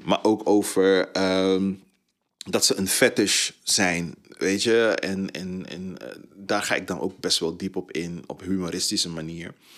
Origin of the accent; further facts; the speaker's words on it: Tilburg, North Brabant, Netherlands; also born or lived in Suriname; Ik kom uit Tilburg. Ik heb daar 20 jaar, 23 jaar gewoond